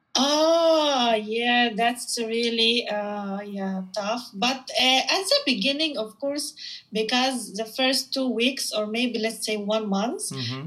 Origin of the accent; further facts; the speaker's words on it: Philippines; also born or lived in Cairo, Egypt; from the Philippines